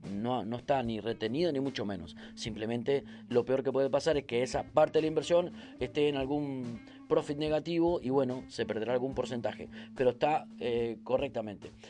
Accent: Argentina; soy argentino

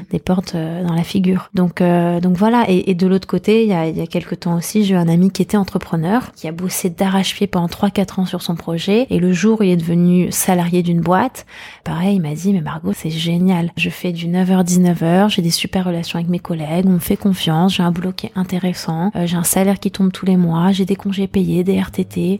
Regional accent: Paris, Île-de-France, France; j'ai grandi à Paris, dans le 17e arrondissement

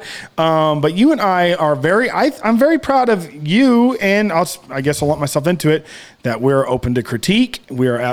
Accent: South Texas, United States; I loved growing up in South Texas

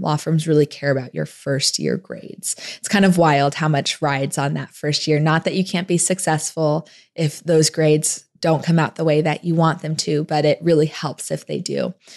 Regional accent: Tempe, Arizona, United States; I grew up in Phoenix, Arizona, outside of Phoenix in Tempe, Arizona

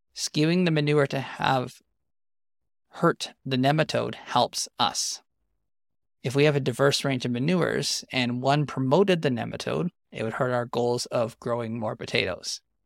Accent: Western Canadian Prairies, Canada; I'm an agronomist from the Western Canadian Prairies specializing in climate smart agriculture

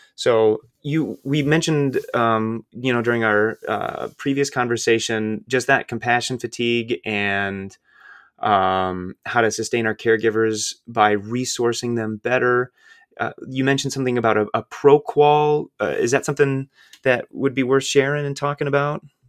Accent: Iowa, United States; the baggage that I grew up with in Midwestern white Iowa

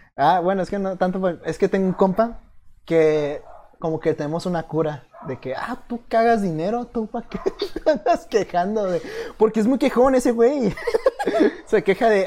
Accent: Mexico

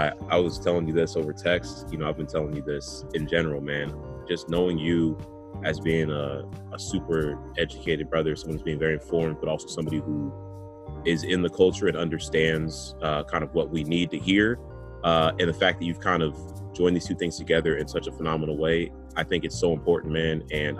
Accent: New Jersey, United States; also born or lived in France / New York; when I said I was from New Jersey, it was pretty clear that nobody was trying to hear that answer. I should say as an aside, I lived in France when I was in high school.

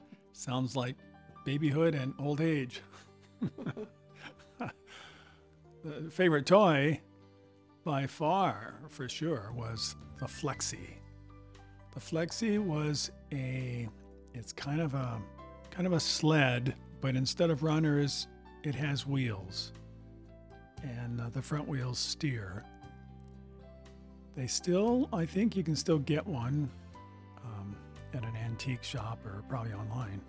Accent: California, United States; California, yeah, I was a West Coaster

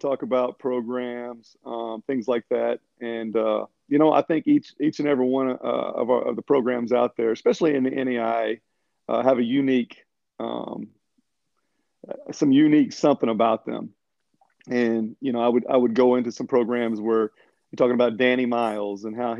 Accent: Pryor, Oklahoma, United States; I'm from Pryor, Oklahoma, a small town in northeastern Oklahoma, just about an hour and a half away from Bartlesville and Oklahoma Wesleyan.

